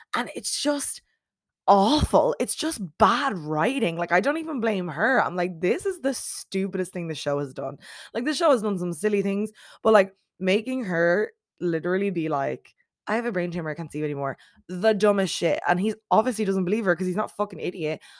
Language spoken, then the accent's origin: English; Ireland; As an Irish person